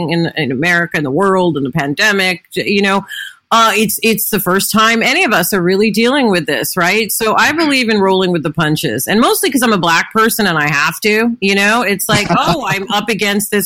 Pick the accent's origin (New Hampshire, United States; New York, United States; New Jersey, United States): New York, United States; New York City; as a kid growing up in New York City